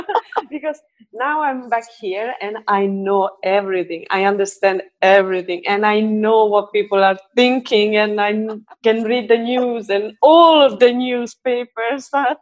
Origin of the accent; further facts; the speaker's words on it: Rome, Lazio, Italy; moved away as an adult; also born or lived in Stockholm, Sweden; So I was born and raised in Rome, and then 10 years ago, I moved to Sweden. And I stayed there for 3 years and a half.